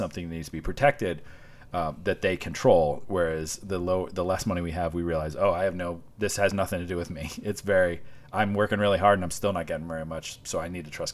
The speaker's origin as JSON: {"language": "English", "town": "Washington", "region": "Iowa", "country": "United States", "tie": "born or raised there", "moved": "yes", "said": "I grew up in Washington, Iowa"}